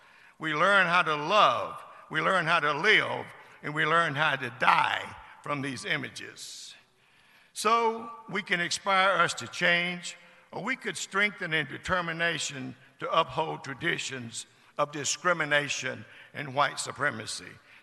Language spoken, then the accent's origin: English; Georgia, United States; my home state of Georgia